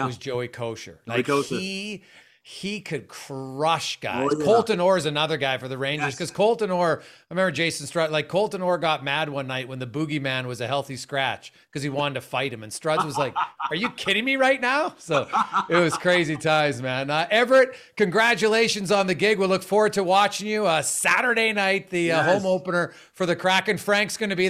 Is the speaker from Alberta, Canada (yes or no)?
yes; Edmonton, Alberta, Canada; I grew up in Edmonton. I was a huge Hartford Whaler fan.